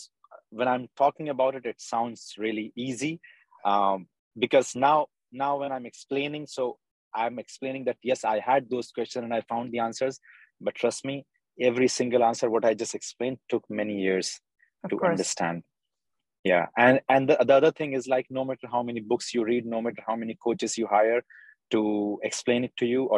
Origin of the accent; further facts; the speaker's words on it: Bhopal, Madhya Pradesh, India; now in United Arab Emirates; I'm from Bhopal, India.